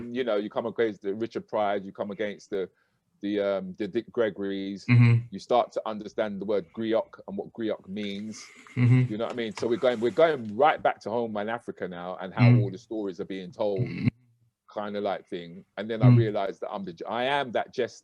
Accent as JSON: {"language": "English", "country": "United Kingdom", "said": "we can be proud of being Black British"}